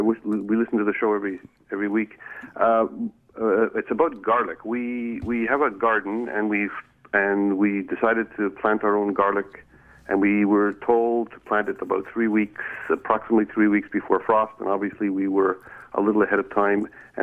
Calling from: Grafton, Ontario, Canada

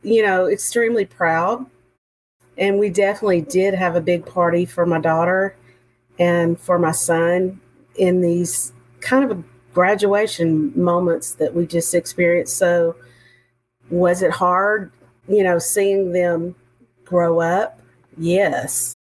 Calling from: Montgomery, Texas, United States; I'm calling in from Montgomery, Texas. I'm sure you can hear the accent.

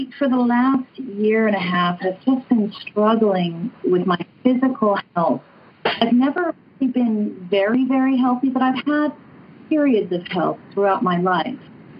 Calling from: Orange County, California, United States; I'm calling from Orange County, California, Southern California.

